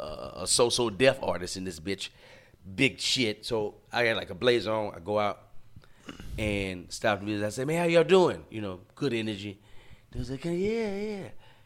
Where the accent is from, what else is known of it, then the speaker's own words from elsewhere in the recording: Baton Rouge, Louisiana, United States; So like I was saying, man, I'm from Baton Rouge.